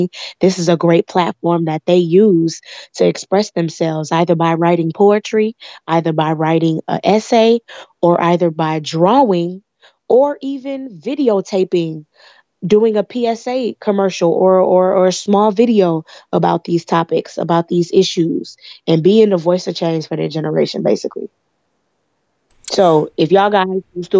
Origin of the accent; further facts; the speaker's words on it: Chicago, Illinois, United States; I was born here in Chicago, the Beverly Morgan Park area